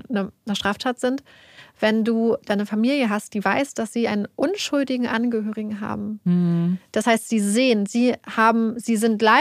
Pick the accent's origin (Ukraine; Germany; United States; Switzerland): United States; wir als Amerikaner, unser